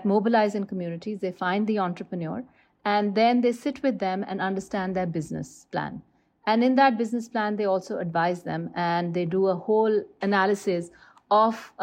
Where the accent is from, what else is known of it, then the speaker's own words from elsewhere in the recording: Lahore, Punjab, Pakistan; I am from Lahore